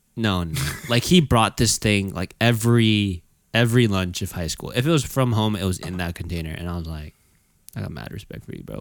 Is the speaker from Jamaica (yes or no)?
no; United States; I was born in America.